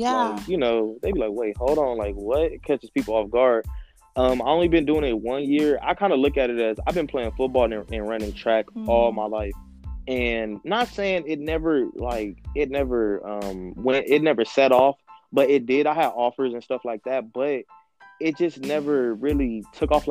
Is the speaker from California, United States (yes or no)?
yes; Los Angeles, California, United States; also born or lived in Compton; I lived in Compton for a short time, and then I officially moved to Los Angeles, but I grew up in Los Angeles.